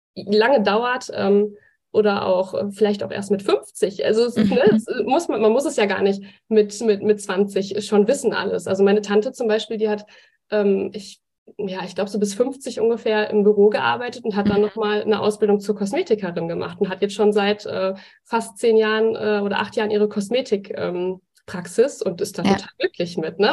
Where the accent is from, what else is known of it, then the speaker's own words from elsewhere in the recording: Bochum, North Rhine-Westphalia, Germany; Ich komme ja aus Bochum, wohne jetzt in einem Ort weiter